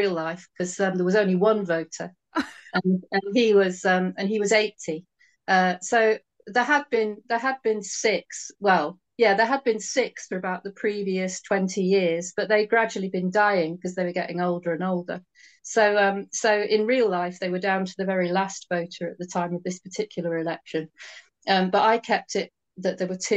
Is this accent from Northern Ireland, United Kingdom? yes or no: no; Helston, South West England, United Kingdom; Lawrence's hometown of Helston, which is also my hometown.